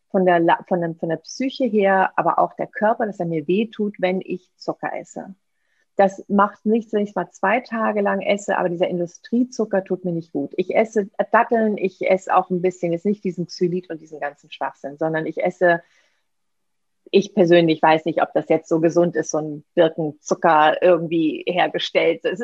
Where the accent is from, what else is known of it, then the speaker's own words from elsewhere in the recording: Seville, Andalusia, Spain; das spanische Weihnachtsgebäck, die Polverones aus meiner Heimat, aus Sevilla